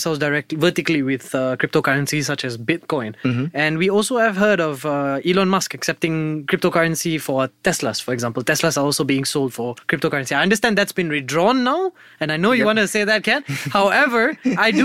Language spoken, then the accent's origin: English; Malaysia; as a Malaysian